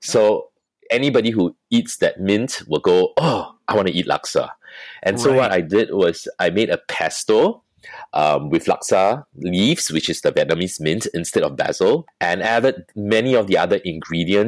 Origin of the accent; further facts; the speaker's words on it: Singapore; I'm a modern Singaporean